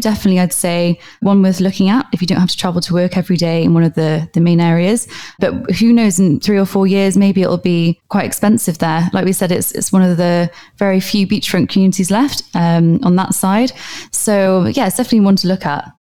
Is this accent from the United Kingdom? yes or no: yes; Wales, United Kingdom; now in Dubai, United Arab Emirates; I'm from Wales myself.